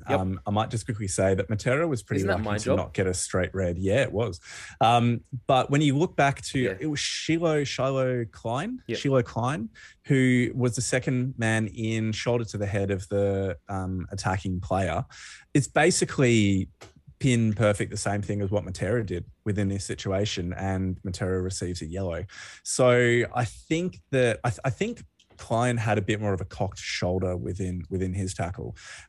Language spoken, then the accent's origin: English; Australia; It's really hard as an Australian rugby fan